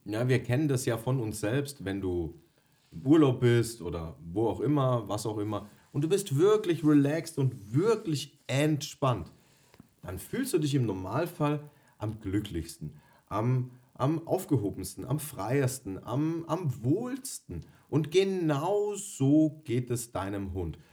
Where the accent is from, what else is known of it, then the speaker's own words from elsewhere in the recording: Bavaria, Germany; Ich komme gebürtig aus Bayern